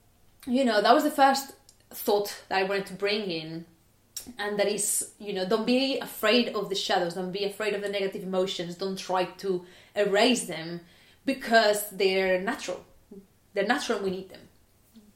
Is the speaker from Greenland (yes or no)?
no; Barcelona, Catalonia, Spain; now in United Kingdom; I was born in Barcelona, and as you can imagine, it is pretty sunny.